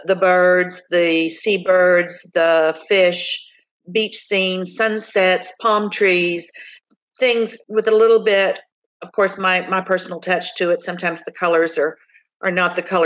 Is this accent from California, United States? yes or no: no; Rio Grande Valley, Texas, United States; moved away as an adult; also born or lived in Houston; I'm from the Rio Grand Valley, but I lived in Houston for quite some time and then moved back when my daughter was three to the Rio Grande Valley where I am now